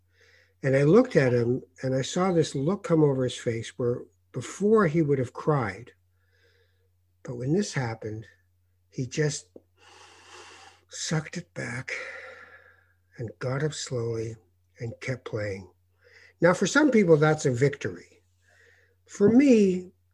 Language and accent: English; Canada; the last 4 years in America that I've noticed as a Canadian